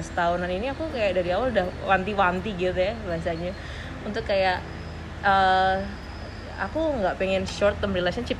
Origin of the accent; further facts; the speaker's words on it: Indonesia; aku dari Indonesia